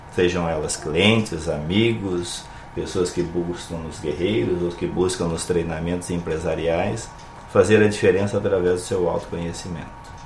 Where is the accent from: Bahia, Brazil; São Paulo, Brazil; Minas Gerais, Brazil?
São Paulo, Brazil; São José do Rio Preto; now in Santo Amaro da Imperatriz, Brazil; Eu venho do interior de São Paulo, São José do Rio Preto, de longa data atrás já estou nessa terra maravilhosa há bastante tempo, desde 1997